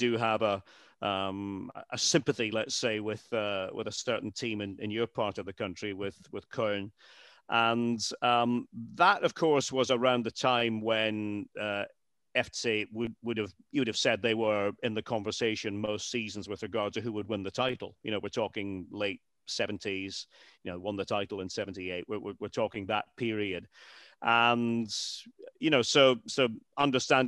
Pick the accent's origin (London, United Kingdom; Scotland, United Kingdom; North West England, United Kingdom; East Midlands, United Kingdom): Scotland, United Kingdom; moved away as an adult; I'm a Scot. I'm a proud Scot.